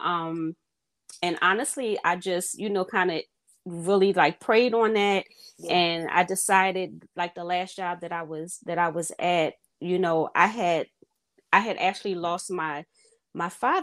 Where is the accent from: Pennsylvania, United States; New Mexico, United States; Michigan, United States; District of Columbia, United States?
Pennsylvania, United States; Philadelphia; I am from Philadelphia, born and raised